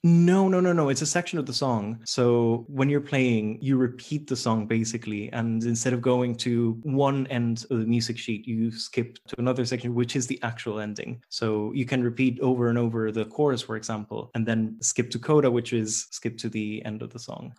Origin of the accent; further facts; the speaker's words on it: Costa Rica; moved away; I'm from Costa Rica, so it's a very tropical place